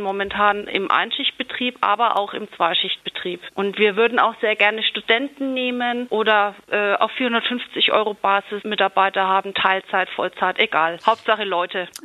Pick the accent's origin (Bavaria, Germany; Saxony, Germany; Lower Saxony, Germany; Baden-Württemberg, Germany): Bavaria, Germany; bei uns in Bayern